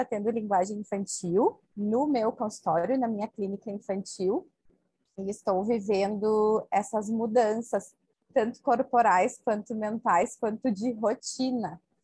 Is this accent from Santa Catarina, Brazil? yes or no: no; Bento Gonçalves, Rio Grande do Sul, Brazil; sou de Bento Gonçalves, no Rio Grande do Sul